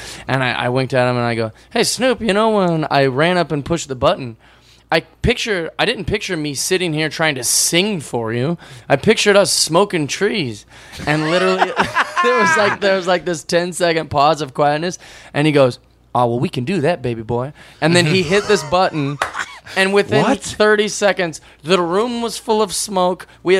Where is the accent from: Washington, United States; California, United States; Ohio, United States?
Washington, United States; Seattle; and I'm from Seattle.